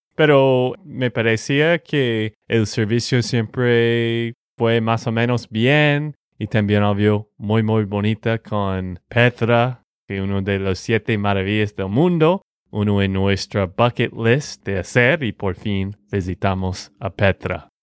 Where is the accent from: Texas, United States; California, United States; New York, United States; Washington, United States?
Texas, United States; de Texas, Estados Unidos.